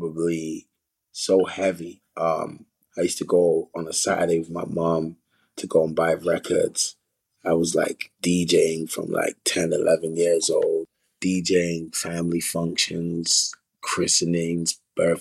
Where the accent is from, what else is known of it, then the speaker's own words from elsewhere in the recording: London, United Kingdom; I grew up on a lot of culture, because it's a melting pot, South London.